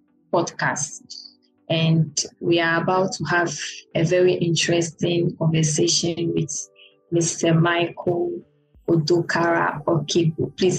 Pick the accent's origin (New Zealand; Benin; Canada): Benin; I'm bilingual. I'm from Benin Republic